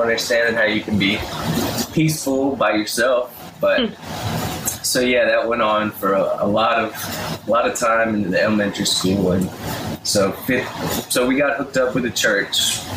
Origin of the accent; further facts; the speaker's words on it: Madison, Mississippi, United States; also born or lived in Byram; we moved to Madison in elementary school when I was in second grade